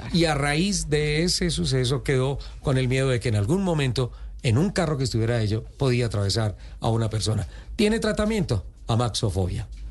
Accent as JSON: {"language": "Spanish", "region": "Santander", "country": "Colombia", "said": "mi tierra, Santander"}